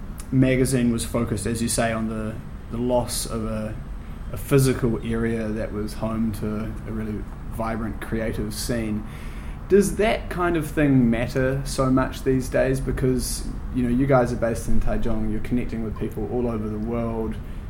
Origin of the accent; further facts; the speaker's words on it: Wellington, New Zealand; local publication focused on a motorway extension in Wellington, which is where we're both from. I'm half from Wellington.